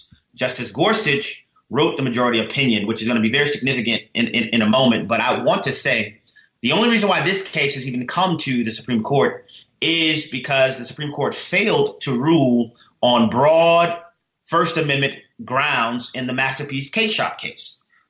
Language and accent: English; New Orleans, Louisiana, United States; I began to really stand on my convictions as a Christian. Growing up in New Orleans, it was different, Berber Street and all.